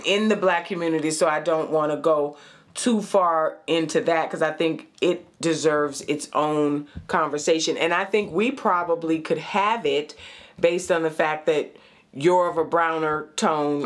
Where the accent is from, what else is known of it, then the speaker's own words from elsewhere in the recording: White Plains, New York, United States; also born or lived in Brooklyn, New York / Manhattan, New York / Bronx, New York; White Plains, New York